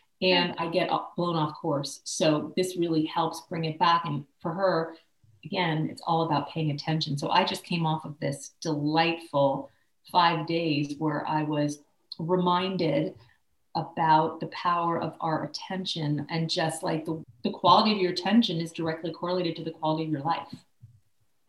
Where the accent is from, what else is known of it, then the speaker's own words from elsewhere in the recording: Philadelphia, Pennsylvania, United States; moved away; I'm from Philadelphia originally